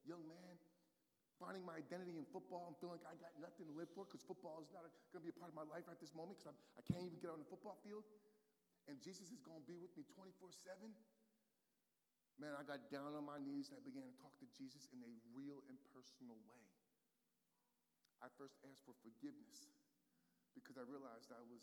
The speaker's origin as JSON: {"language": "English", "country": "United States", "tie": "born or raised there", "moved": "yes", "said": "my hometown team, the New York Giants"}